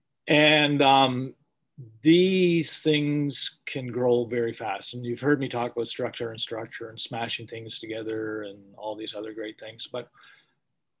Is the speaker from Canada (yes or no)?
no; Scotland, United Kingdom; I'm Scottish